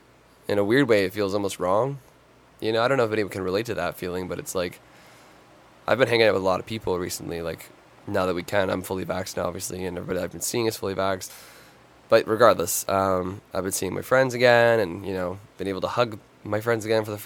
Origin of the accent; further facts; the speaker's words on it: Toronto, Ontario, Canada; I'm from Toronto